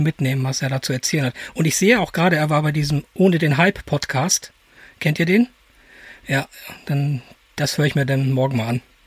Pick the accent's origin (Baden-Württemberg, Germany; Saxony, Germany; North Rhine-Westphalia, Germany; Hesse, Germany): North Rhine-Westphalia, Germany; edge of the Ruhr area; ich komme aus dem Rand vom Ruhrgebiet